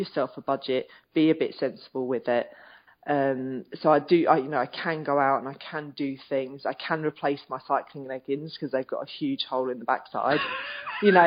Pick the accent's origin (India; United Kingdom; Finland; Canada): United Kingdom; Being British